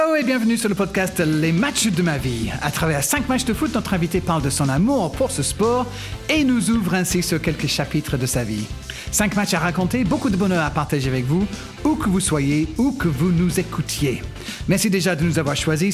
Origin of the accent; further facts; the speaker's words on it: England, United Kingdom; moved away; chez moi en Angleterre